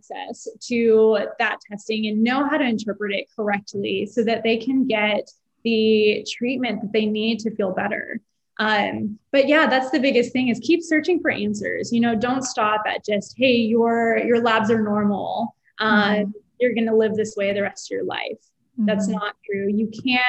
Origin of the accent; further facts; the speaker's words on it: Houston, Texas, United States; I'm from Houston and I'd say there's this restaurant in Houston that I grew up going to for brunch